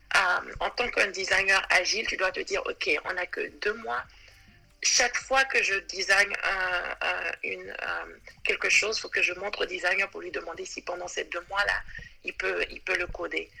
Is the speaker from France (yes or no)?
no; Côte d’Ivoire; moved away as an adult; now in New York, United States; je suis originaire de la Côte d'Ivoire, mais je vis à New York depuis maintenant 9 ans.